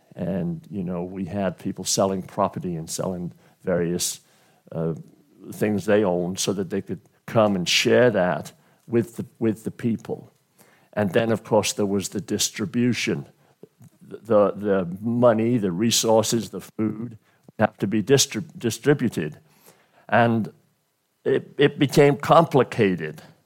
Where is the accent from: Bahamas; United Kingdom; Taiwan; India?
United Kingdom; now in United States; when I grew up in Great Britain, I grew up blue collar